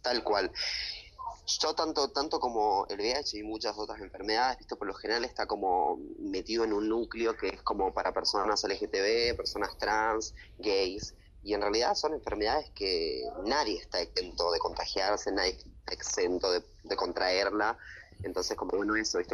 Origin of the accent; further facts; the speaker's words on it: Tucumán, Argentina; moved away as an adult; now in Buenos Aires, Argentina; mis raíces que son de Tucumán, que es la gente que me apoya, que está siempre y es de donde yo soy